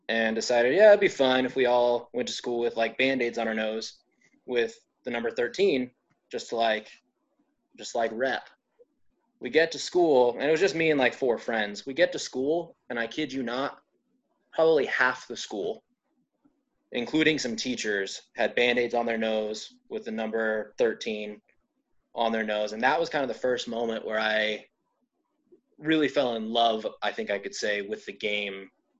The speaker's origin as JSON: {"language": "English", "town": "Phoenix", "region": "Arizona", "country": "United States", "tie": "born or raised there", "said": "born and raised in Phoenix, Arizona as well. I'm still here."}